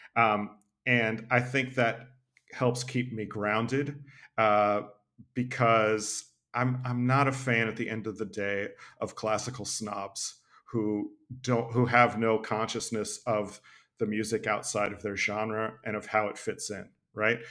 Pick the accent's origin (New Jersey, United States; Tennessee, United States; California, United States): Tennessee, United States; I grew up in Tennessee